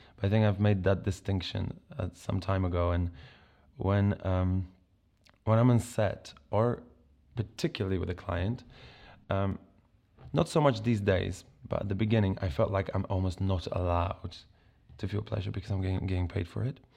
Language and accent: English; Poland; moved away as an adult; now in England; I grew up in Poland